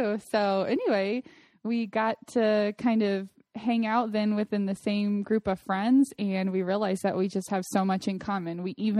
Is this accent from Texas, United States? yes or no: yes; Austin, Texas, United States; now in Arizona, United States; I'm originally from Austin, Texas, but now I'm living here in Arizona, next door to you, with my husband and my baby son, who's about to turn 9 months old.